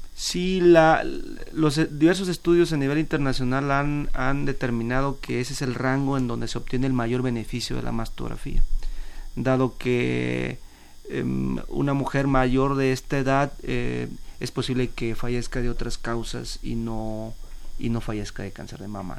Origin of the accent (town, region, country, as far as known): Mexico